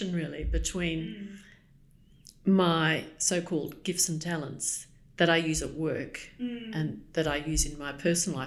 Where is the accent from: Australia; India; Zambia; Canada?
Australia; now in London, United Kingdom; I'm Australian